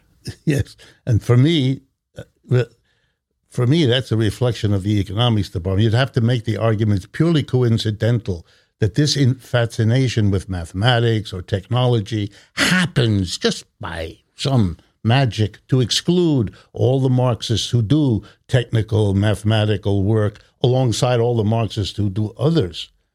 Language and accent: English; Youngstown, Ohio, United States; I've spent most of my life here in the United States. I was born in Youngstown, Ohio